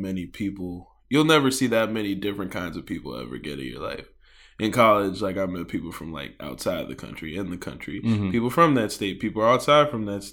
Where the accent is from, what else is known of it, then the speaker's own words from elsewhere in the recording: Upper Marlboro, Maryland, United States; I am from Upper Marlboro, Maryland. Born and raised. Never moved ever